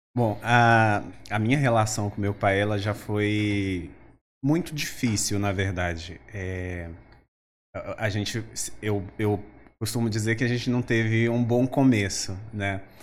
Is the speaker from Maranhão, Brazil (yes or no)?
yes; interior of Maranhão, Brazil; eu sou do interior do Maranhão, um povoado, na verdade, muito pequeno